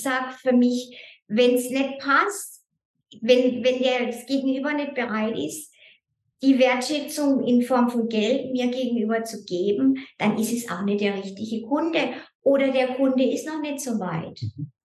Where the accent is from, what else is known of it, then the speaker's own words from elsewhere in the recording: Germany; moved away as an adult; now in Lucerne, Switzerland; ich bin ja ursprünglich Deutsche. Mhm. Ich bin 2004 in die Schweiz gekommen